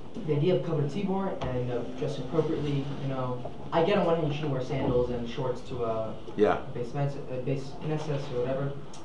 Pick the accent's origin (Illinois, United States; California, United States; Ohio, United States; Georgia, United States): California, United States; Los Angeles; I'm from LA.